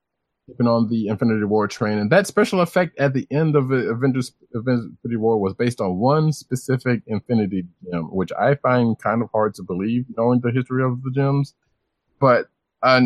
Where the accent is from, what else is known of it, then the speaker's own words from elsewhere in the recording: Bronson, the South, United States; accent: Southern; I am from Bronson, and I'm Southern